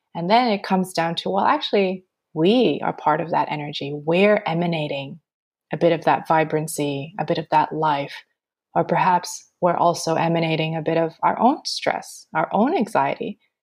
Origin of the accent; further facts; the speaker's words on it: Montreal, Quebec, Canada; moved away as an adult; now in Australia; I'm born and raised in Montreal